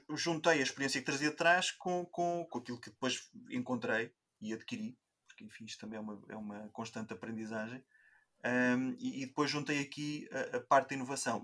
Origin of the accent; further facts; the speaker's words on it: Coimbra, Centro, Portugal; vivo em Coimbra, nascido e criado em Coimbra